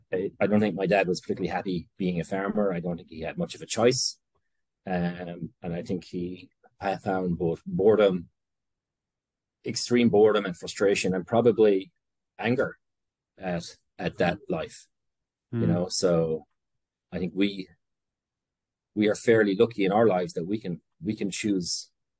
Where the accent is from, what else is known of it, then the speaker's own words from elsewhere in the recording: Tipperary, Munster, Ireland; moved away as an adult; now in Brooklyn, United States; I'm from Tipperary, from a farming community in the parish of Ballinahinch.